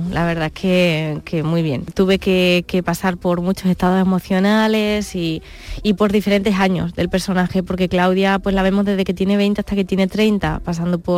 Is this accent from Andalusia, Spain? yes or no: yes; Córdoba, Andalusia, Spain; Además que me siento andaluza y cuánta gente no me habrá dicho, es que eh, se nota que eres andaluza por